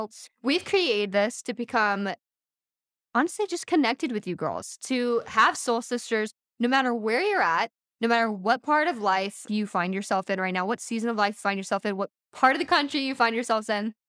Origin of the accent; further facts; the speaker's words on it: Texas, United States; also born or lived in Louisiana / Massachusetts; I was born in Texas. I've lived all over Texas, but I've also lived in Louisiana, Massachusetts for a little bit, right outside of Boston, but eventually made my way back to Texas